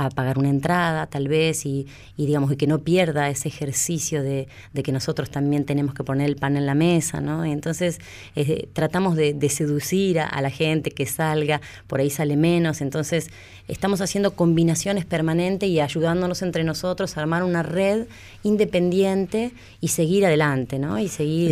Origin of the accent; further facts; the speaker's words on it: Tierra del Fuego, Argentina; moved away as an adult; yo soy fueguina